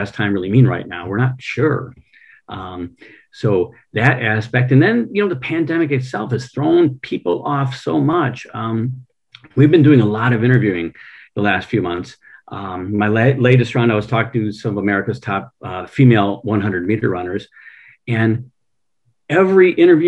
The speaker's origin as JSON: {"language": "English", "town": "Allen Park", "region": "Michigan", "country": "United States", "tie": "born or raised there", "said": "Allen Park, Michigan."}